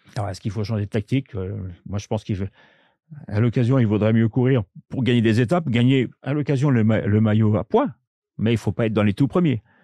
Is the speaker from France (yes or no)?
yes; France; chez nous en France